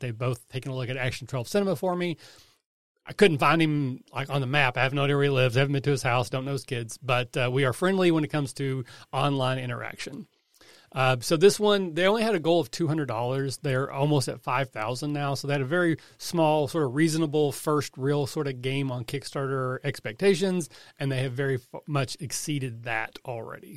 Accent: Kentucky, United States; I'm from Kentucky

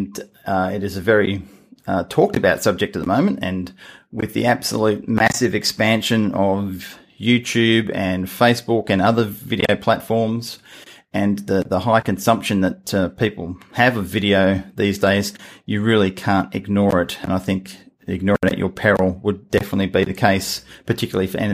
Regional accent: Hamilton, Scotland, United Kingdom; now in Perth, Australia; I was born in Hamilton, so I'm a Scotsman

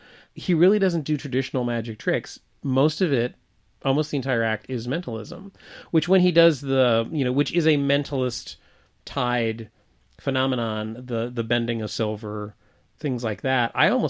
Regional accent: Deep South, United States; I probably heard those songs almost every day of my life. In the time that I grew up in the Deep South.

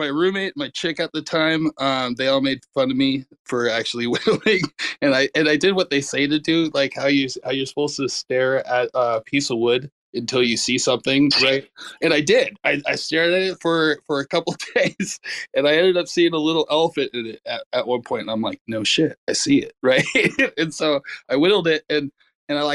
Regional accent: Southern California, United States; I grew up in Southern California

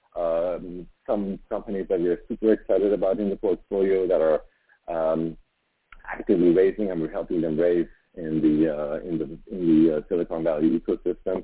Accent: Iran; moved away as an adult; also born or lived in Montreal, Canada; now in Vancouver, Canada; I went back to my home country of Iran after being away for almost 10 years

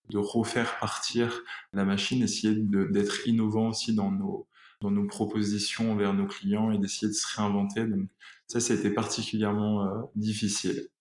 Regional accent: Réunion; moved away; Je suis originaire de l'île de la Réunion, donc je rejoindrai toute ma famille là-bas

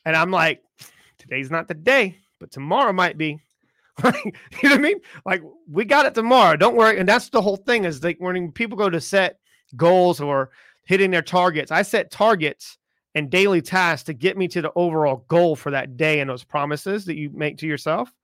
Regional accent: South Carolina, United States; I grew up in South Carolina

